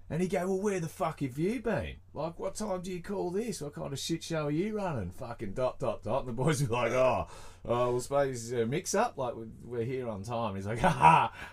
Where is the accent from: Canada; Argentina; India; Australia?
Australia; I'm that Aussie guy